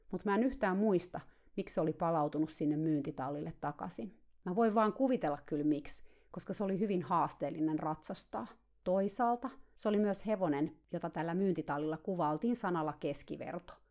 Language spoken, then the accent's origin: Finnish; Finland; now in United States; Siihen aikaan, kun mä muutin Kaliforniaan Suomesta, mä olin aina tarhannut kaikkia hevosia yksin